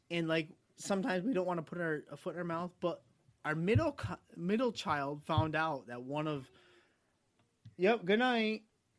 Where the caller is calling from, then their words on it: Albany, New York, United States; I'm in New York. I'm in upstate New York, about Albany area.